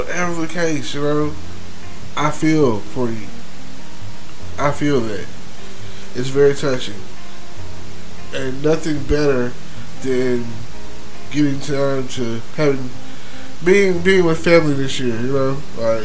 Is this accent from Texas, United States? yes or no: yes; Texas, United States; I'm from Texas